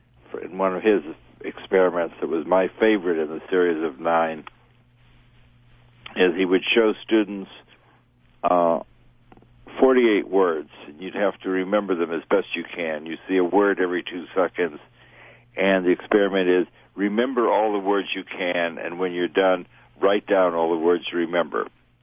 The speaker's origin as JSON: {"language": "English", "town": "New York City", "region": "New York", "country": "United States", "tie": "born or raised there", "said": "Well, I got involved in ESP growing up in New York City, where I was interested in stage magic."}